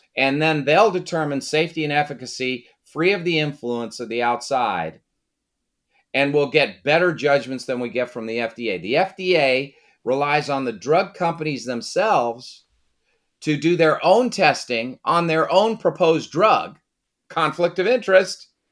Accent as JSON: {"language": "English", "town": "Brockton", "region": "Massachusetts", "country": "United States", "tie": "born or raised there", "also_born_or_lived": "Washington", "moved": "yes", "said": "I was born in Brockton, Massachusetts"}